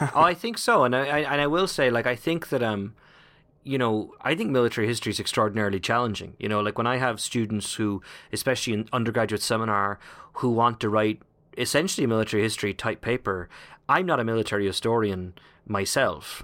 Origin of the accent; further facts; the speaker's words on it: Ireland; moved away; as an Irishman